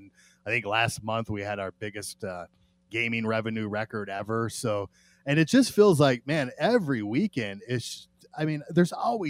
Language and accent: English; Las Vegas, Nevada, United States; I'm a born and raised in Las Vegas